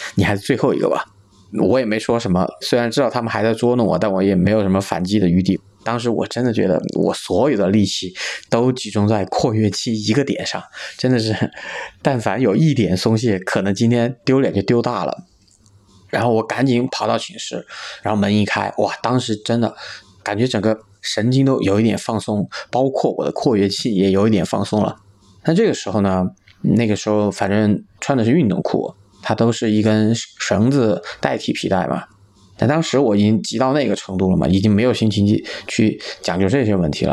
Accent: Chengdu, Sichuan, China; 今年三十五岁，是一个土生土长的成都人

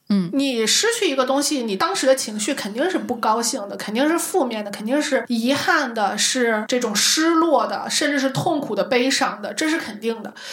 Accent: Shanxi, China; moved away; 我山西人，从来没去过五台山

